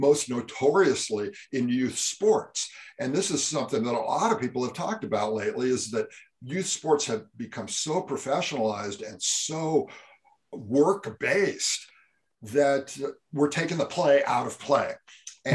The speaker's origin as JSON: {"language": "English", "region": "California", "country": "United States", "tie": "born or raised there", "said": "I grew up in California"}